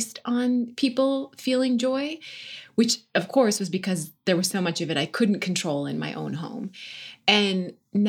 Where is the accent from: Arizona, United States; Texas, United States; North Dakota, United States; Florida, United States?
North Dakota, United States; born or raised there; also born or lived in Washington, D.C.; now in Los Angeles, United States